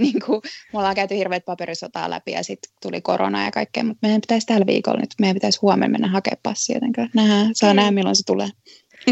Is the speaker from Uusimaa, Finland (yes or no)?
yes; Helsinki, Uusimaa, Finland; moved away as an adult; also born or lived in Tampere; now in United States; Mä oon Helsingistä kotosi, mutta mä olin opiskellut Tampereella ja sitten tota, mä jäin sinne töihin